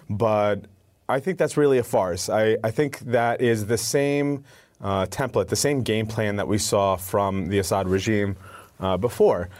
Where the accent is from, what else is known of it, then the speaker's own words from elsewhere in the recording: United States; also born or lived in Syria; I'm the only one in my family born here in the United States